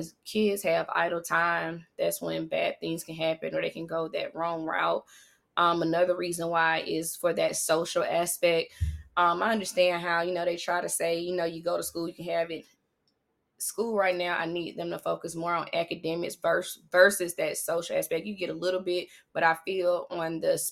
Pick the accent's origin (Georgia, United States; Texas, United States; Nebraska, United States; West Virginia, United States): Georgia, United States; Atlanta; I am originally from Atlanta. Yes, I am a Grady baby